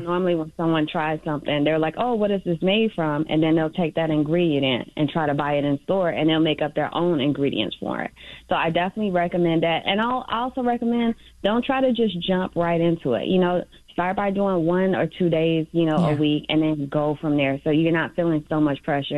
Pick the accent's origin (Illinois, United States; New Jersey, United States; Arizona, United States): Illinois, United States; Chicago; I'm from the Little Village um, community